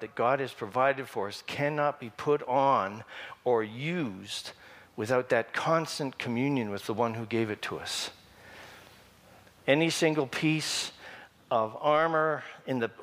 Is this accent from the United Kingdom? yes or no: no; Canada; That's about as Canadian as I can get.